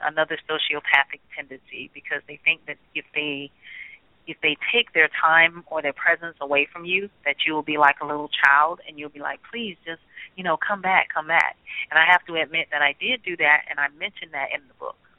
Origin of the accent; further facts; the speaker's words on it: Birmingham, Alabama, United States; as a little girl growing up in Birmingham, Alabama